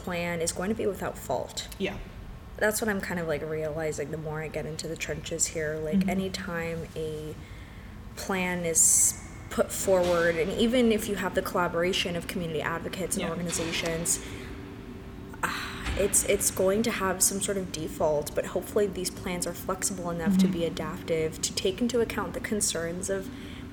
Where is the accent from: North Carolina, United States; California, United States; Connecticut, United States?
California, United States; Los Angeles; being born and bred in Los Angeles